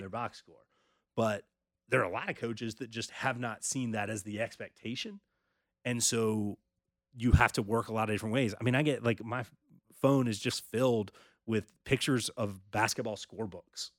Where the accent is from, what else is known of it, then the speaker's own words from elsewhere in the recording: North Carolina, United States; I grew up in North Carolina